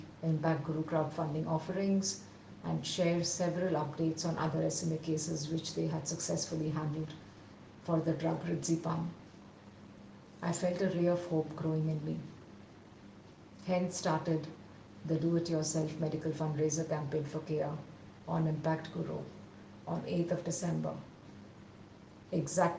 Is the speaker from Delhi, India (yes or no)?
no; Visakhapatnam, Andhra Pradesh, India; moved away as an adult; return to my hometown in Vizag and seek shelter in my parents' home